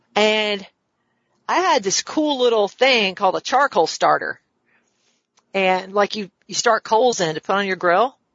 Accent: the South, United States; also born or lived in Washington, District of Columbia, United States; now in Augusta, United States; I'm from the South.

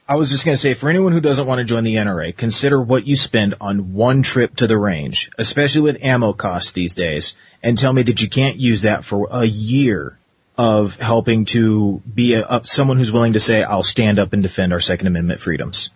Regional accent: Arizona, United States; growing up in Arizona for so long

